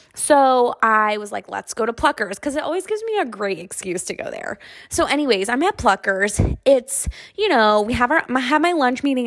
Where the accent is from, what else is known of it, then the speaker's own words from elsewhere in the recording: Buffalo, New York, United States; now in Texas, United States; I'm from Buffalo, New York, so I am an absolute chicken wing fucking freak, okay? We are the inventors of chicken wings